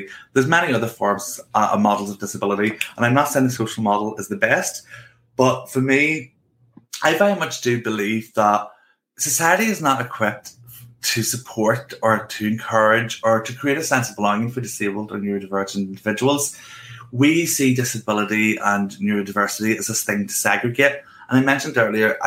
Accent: Northern Ireland, United Kingdom; accent: Northern Irish; I grew up in Northern Ireland

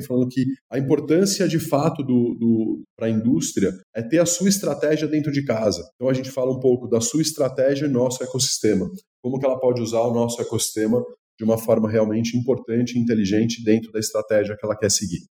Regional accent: Brazil; eu como brasileiro

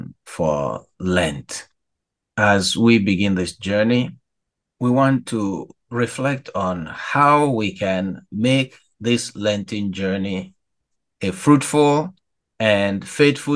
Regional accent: Nigeria; now in Chicago, United States; as a Nigerian

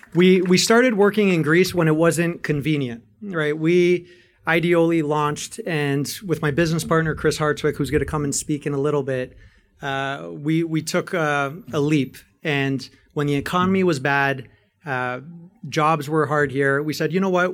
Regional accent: Canada; I'm a Greek, Canadian, and American citizen, born and raised in Canada

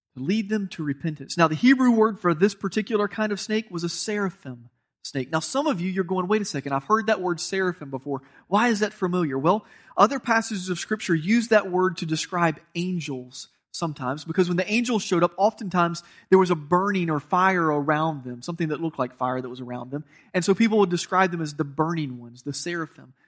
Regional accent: Georgia, United States; I'm from Georgia

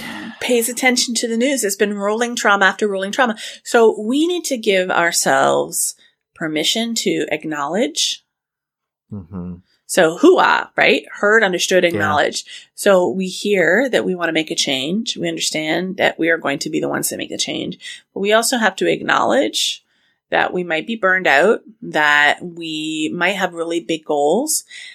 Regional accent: Scotland, United Kingdom; I'm Scottish. I am so cheap.

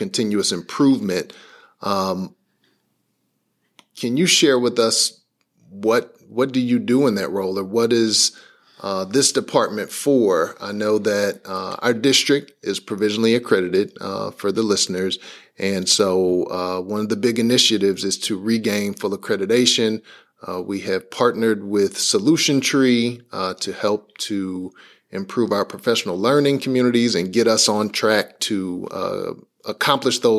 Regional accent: Hanley Hills, Missouri, United States; I grew up in Normandy in Hanley Hills, went to Washington Elementary for sixth grade

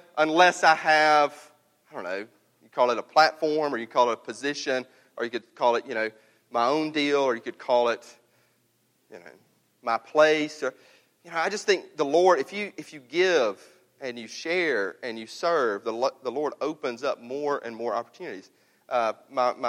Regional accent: North Mississippi, United States; I'm from North Mississippi

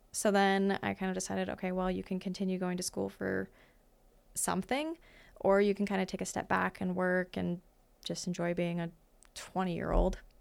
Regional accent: Great Falls, Montana, United States; also born or lived in Fairfield, Montana; I was born in Great Falls, and then my family is from Fairfield, Montana. So, which is a little tiny town, ca, central Montana

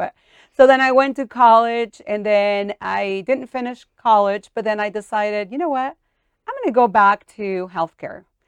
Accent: St. Anthony, Idaho, United States; also born or lived in Mexico; born in Mexico and brought to the U S as a very young girl. and I was raised in Saint Anthony, Idaho.

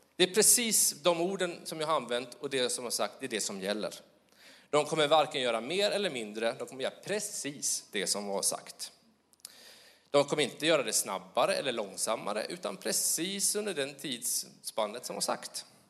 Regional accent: Småland, Sweden; accent: Småland; min dialekt, Småland.

